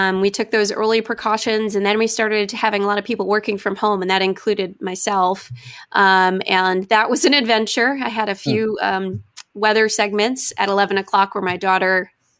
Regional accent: Goshen, New York, United States; moved away; I grew up about 60 miles north of New York City, so it's considered the Hudson Valley. I went to Goshen High School

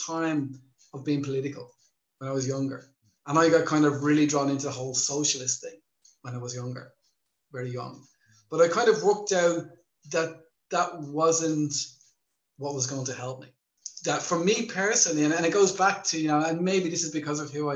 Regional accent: Ireland; moved away as an adult; now in Thailand; growing up in Ireland as well

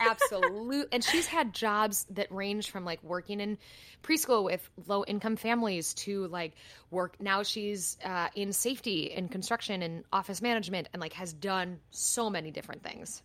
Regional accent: United States

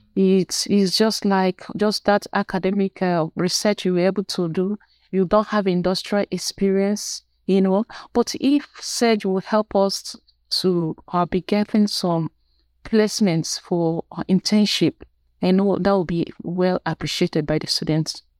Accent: Nigeria; I'm from Nigeria.

